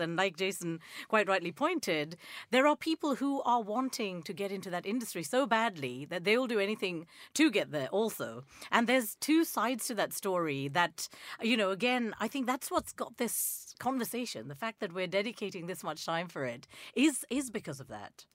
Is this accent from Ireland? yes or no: no; Nigeria; moved away; I grew up in Nigeria